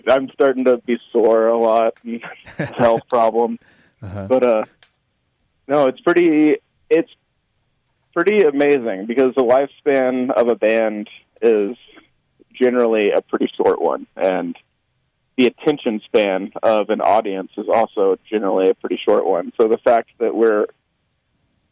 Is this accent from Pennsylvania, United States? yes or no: no; Memphis, Tennessee, United States; I grew up in Memphis.